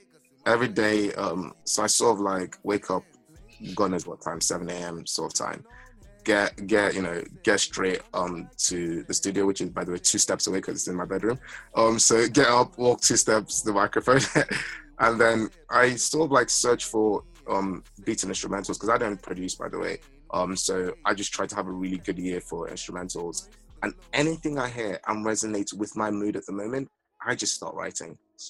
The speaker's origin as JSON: {"language": "English", "country": "Nigeria", "lives_now": "United Kingdom", "said": "I'm not just British, right? I'm only a British resident, and I'm a Nigerian international"}